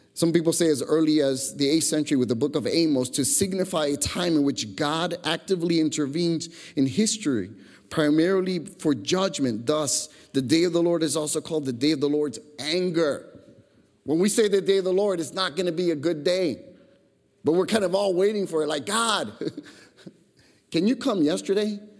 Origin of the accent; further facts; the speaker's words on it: Chicago, Illinois, United States; growing up in Chicago